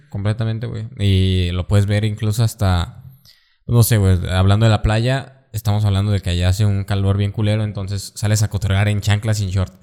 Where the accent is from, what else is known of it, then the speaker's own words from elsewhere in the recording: western Mexico, Mexico; Estamos en el occidente de México